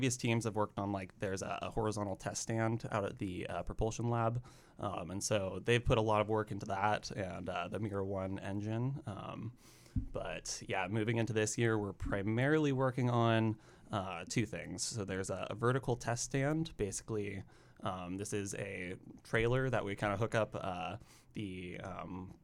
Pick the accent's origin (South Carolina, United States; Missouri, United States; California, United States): California, United States; Sebastopol; moved away as an adult; now in Oregon, United States; I'm originally from Northern California, a small town called Sebastopol. Not Sevastopol, Ukraine, but Sebastopol, California. basically lived there up until college.